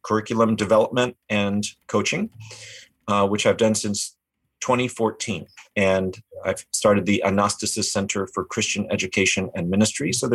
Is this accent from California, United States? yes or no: yes; California, United States; now in Boston, United States; I'm a transplanted Californian